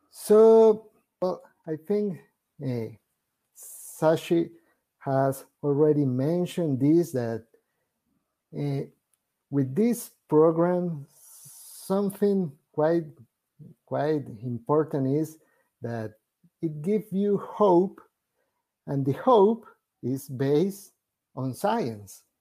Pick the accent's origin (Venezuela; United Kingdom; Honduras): Venezuela; first language Spanish; English is a second language; actually I am Venezuelan, so my first first language is Spanish